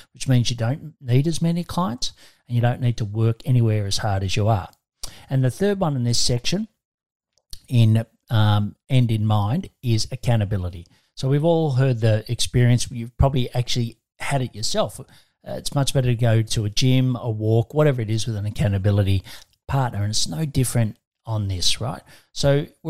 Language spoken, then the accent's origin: English; Australia; I'm an Aussie